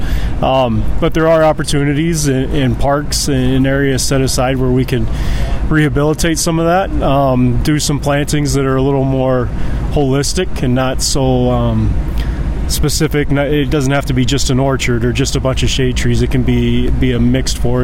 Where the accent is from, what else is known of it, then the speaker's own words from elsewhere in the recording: Missouri, United States; moved away as an adult; also born or lived in Idaho / Jamestown, North Dakota; now in Bismarck, United States; I'm from Missouri